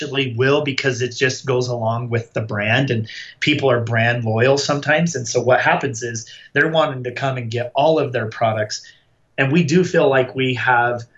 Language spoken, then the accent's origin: English; Utah, United States; we are from Utah.